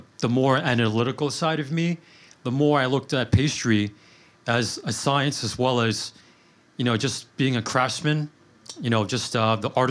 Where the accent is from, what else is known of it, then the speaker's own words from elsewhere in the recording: New York City, New York, United States; I grew up in Queens